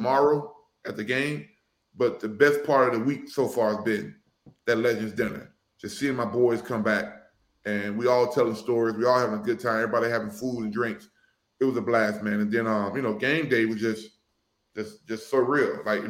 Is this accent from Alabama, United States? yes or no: yes; Mobile, Alabama, United States; also born or lived in Cincinnati, Ohio; now in Atlanta, United States; in Mobile, Alabama. You know, obviously, there's no Bengals gear in my hometown.